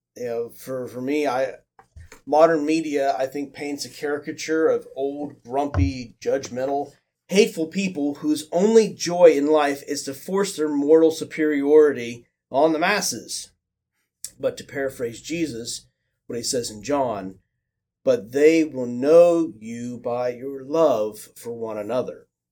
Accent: Midwest, United States; moved away; growing up in the Midwest

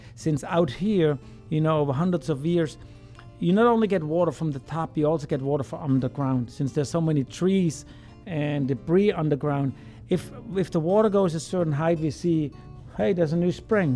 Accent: Germany; now in Louisiana, United States; me being German

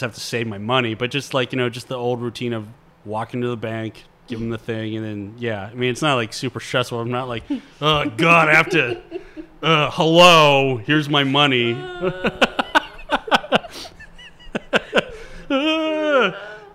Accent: Monroeville, Pennsylvania, United States; I grew up in Monroeville

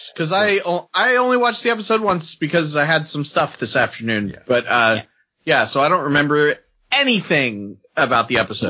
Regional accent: United States; I'm an American

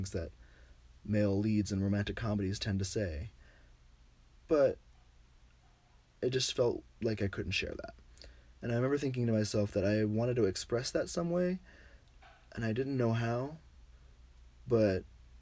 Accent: Virginia, United States; moved away; I was from Virginia

